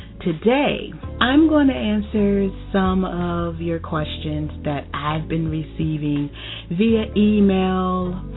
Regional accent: Tampa, Florida, United States; moved away as an adult; also born or lived in Miami, Florida / Memphis, Tennessee / North Carolina; now in Georgia, United States; I am from Miami, Florida. I relocated to Tampa, Florida when I was a kid, and I've lived in Memphis, Tennessee, I've lived in North Carolina, moved back to Miami, Florida, and recently relocated to Georgia.

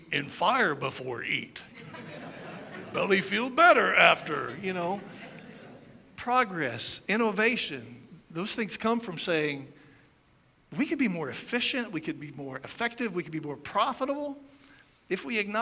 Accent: United States; as an American

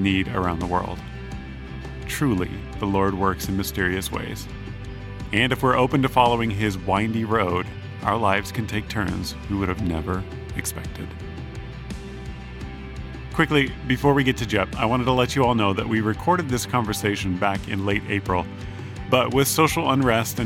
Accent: Alaska, United States; I'm from Alaska. That's my home territory.

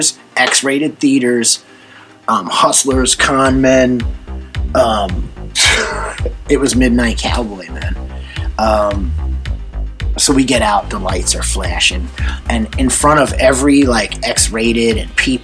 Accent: New Jersey, United States; We grew up in New Jersey, but not in an urban area in New Jersey

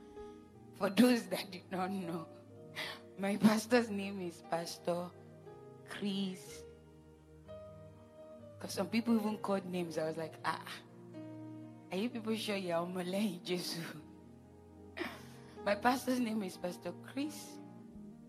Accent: Jos, Plateau, Nigeria; I was born in Jos, so you can as well call me a Northerner

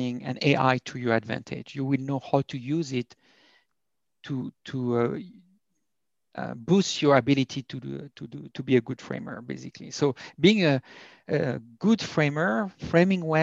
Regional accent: France; accent: thick French; English is a second language; moved away as an adult; also born or lived in United States; now in Berlin, Germany; I have a very thick French accent

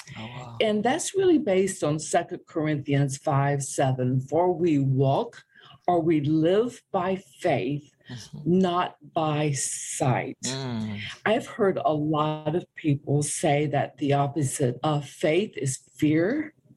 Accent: Greenwood, South Carolina, United States; moved away as an adult; also born or lived in Europe; now in Oklahoma, United States; I'm from South Carolina originally, okay. Town of Greenwood.

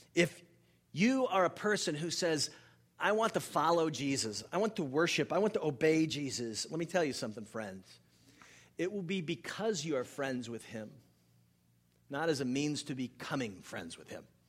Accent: Northeast, United States; moved away; also born or lived in North Florida; I grew up in the Northeast

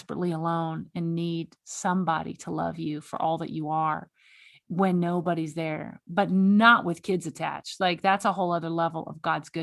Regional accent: Texas, United States; now in Montana, United States; I live in Montana. So I see, and I'm from Texas

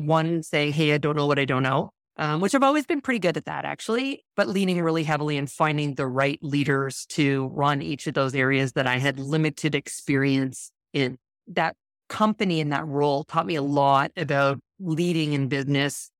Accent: Western Canada, Canada; moved away as an adult; also born or lived in Toronto, Canada; I'm originally from Canada, so I moved across from western to eastern Canada, I lived in Toronto

